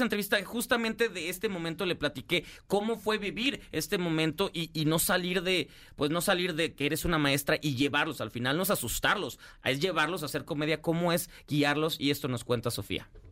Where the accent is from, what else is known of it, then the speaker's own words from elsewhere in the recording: Mexico; todos los que somos mexicanos